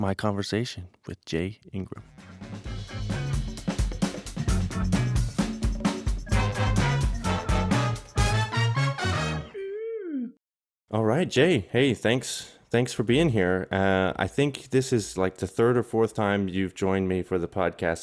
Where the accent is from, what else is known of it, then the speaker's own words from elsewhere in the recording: Calgary, Alberta, Canada; Calgary, my hometown